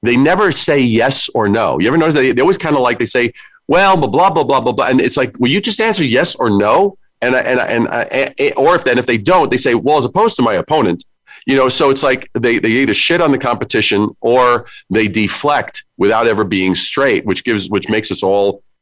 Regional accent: New York City, New York, United States; I am from New York. I'm a Brooklyn kid

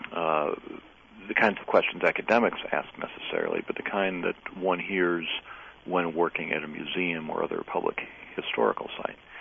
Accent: Michigan, United States; also born or lived in Massachusetts / Indiana; now in North Carolina, United States; born and raised in Michigan

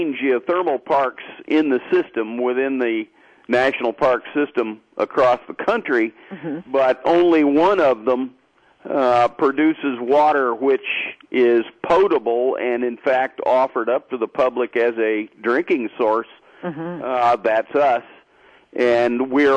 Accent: Corvallis, Oregon, United States; also born or lived in Illinois; I grew up in Corvallis.

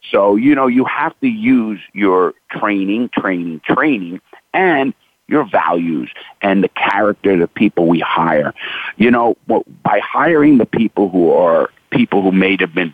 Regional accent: New York City, New York, United States; I grew up, born and raised in the Bronx in Brooklyn, New York

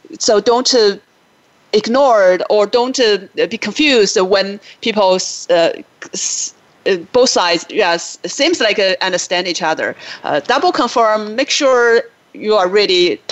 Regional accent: China; moved away as an adult; now in United States; I grew up in China, but I lived in the U.S. for 20 years now.

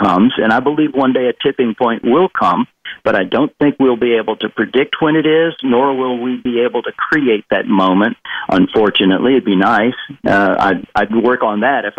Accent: the South of the U.S., United States; I'm from the South

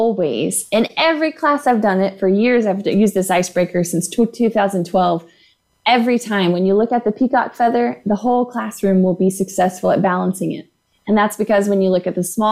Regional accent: Houston, Texas, United States; also born or lived in Lubbock, Texas; So I was born in Lubbock, Texas, grew up in Houston, Texas

